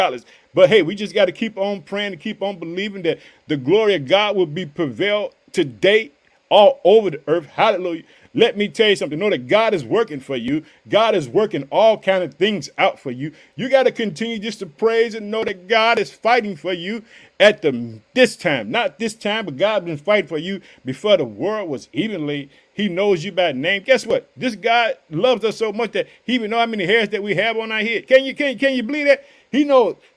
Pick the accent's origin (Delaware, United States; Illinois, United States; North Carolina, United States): Illinois, United States; also born or lived in Chicago; the state of Illinois, my hometown. I reside in the city of Chicago.